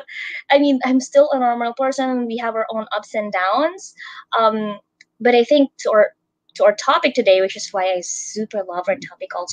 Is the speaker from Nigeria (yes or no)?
no; Philippines; from the Philippines